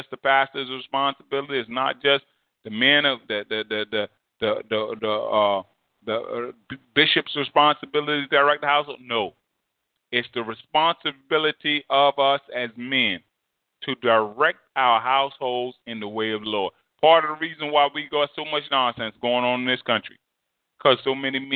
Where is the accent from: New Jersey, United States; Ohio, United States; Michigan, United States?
New Jersey, United States; growing up in New Jersey